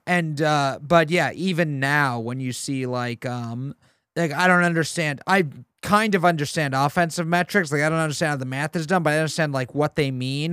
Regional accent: New York City, New York, United States; I grew up near Flushing.

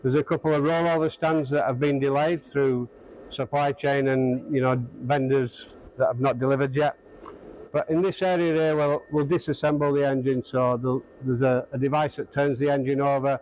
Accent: Australia; also born or lived in Brisbane, Australia; I'm from Australia

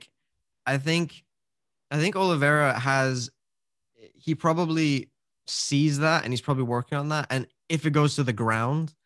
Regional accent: Italy; I was born in Italy

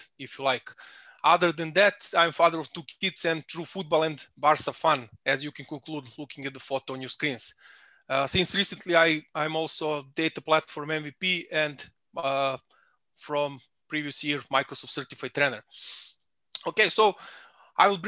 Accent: Belgrade, Serbia; moved away as an adult; now in Salzburg, Austria; I'm originally from Belgrade in Serbia, but for last 5 years I live in a beautiful city of Salzburg in Austria

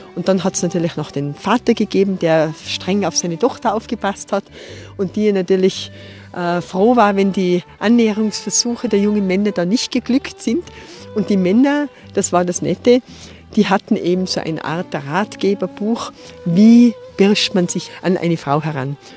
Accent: Tyrol, Austria; bei uns in Tirol

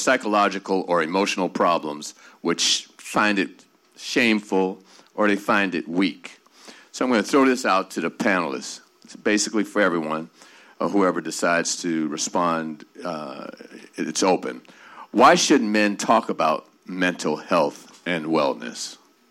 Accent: Bahamas; I'm from the Bahamas

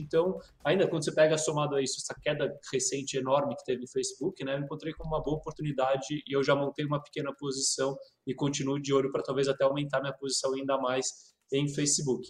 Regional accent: Brazil; como brasileiro

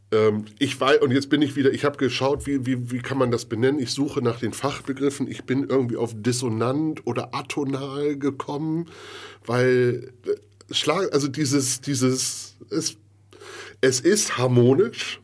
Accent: Bremen, Germany; ich bin ja gebürtiger Bremer

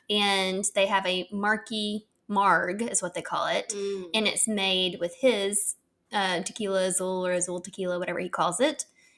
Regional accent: Texarkana, Arkansas, United States; Shout out to my hometown in that song. … from Texarkana.

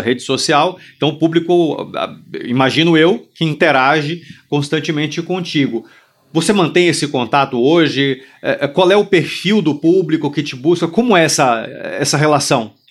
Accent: Brazil; nossa identidade né? como brasileiro

